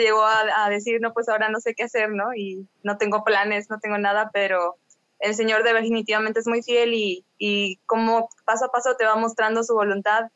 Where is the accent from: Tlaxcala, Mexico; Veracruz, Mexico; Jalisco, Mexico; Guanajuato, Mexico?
Veracruz, Mexico; Xalapa; soy de Jalapa, Veracruz, mm, de aquí de, México.